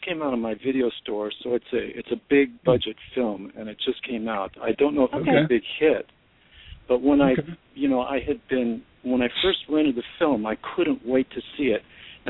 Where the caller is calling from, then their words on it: Los Angeles, California, United States; Hi, this is …. I'm in Los Angeles.